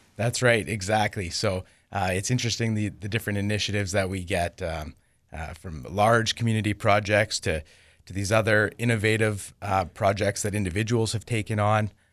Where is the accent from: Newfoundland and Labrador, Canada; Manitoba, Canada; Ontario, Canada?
Manitoba, Canada; Winkler; I didn't grow up there. I grew up here in Winkler